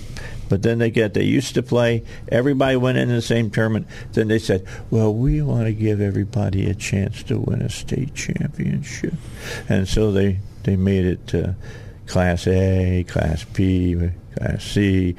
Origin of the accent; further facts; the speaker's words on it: Highland, Indiana, United States; moved away; I came from Highland, Indiana. We were Highland Trojans.